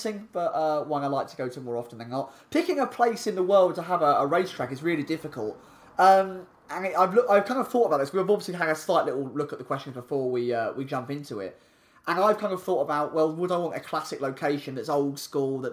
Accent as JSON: {"language": "English", "region": "England", "country": "United Kingdom", "said": "we're three British flags, all from England"}